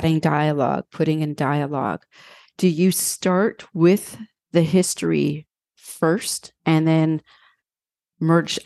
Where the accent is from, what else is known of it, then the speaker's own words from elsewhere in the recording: Canada; I'm Canadian.